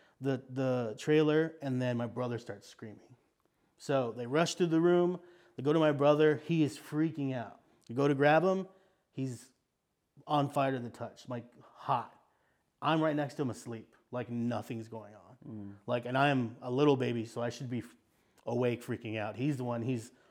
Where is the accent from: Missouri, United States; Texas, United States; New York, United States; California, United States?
Texas, United States; South; I come from South Texas, which is a very like Hispanic area of Texas, but also connected to Mexico.